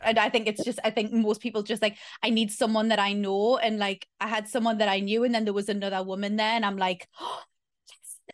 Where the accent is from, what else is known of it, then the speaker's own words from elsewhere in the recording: Newcastle upon Tyne, North East England, United Kingdom; moved away as an adult; now in Victoria, Australia; I am originally from Newcastle, Northeast England. I currently live in Australia